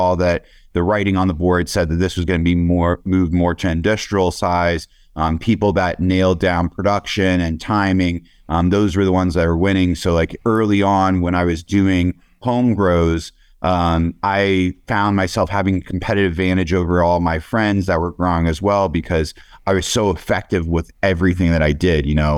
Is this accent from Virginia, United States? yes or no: no; Pennsylvania, United States; on the East Coast, I grew up in Pennsylvania.